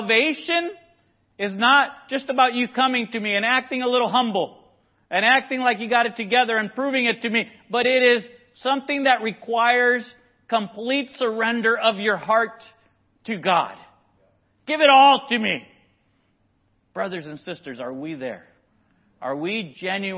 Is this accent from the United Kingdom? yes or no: no; Nicaragua; moved away; I grew up in Nicaragua